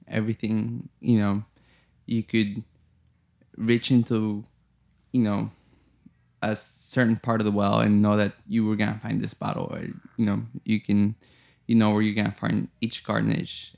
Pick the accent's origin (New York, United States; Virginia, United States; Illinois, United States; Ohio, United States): Illinois, United States; Chicago; moved away; I grew up in Chicago, and I grew up in a, you know, not so hot neighborhood that's now very hot.